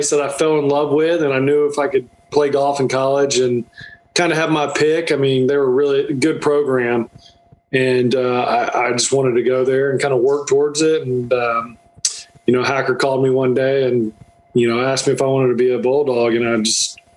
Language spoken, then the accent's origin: English; North Florida, United States; moved away as an adult; now in South Georgia, United States; I grew up in Florida, North Florida, so uh, I live in South Georgia.